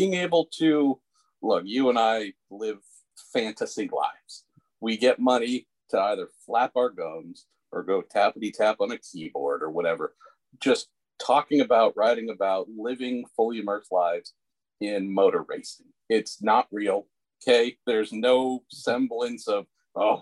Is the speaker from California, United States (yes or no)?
yes; Northern California, United States; born and raised in Northern California here